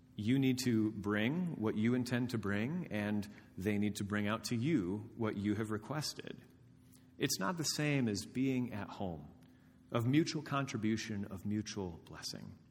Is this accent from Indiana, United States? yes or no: yes; Indiana, United States; moved away as an adult; I have not lived in my hometown of Dama, Indiana for thirteen years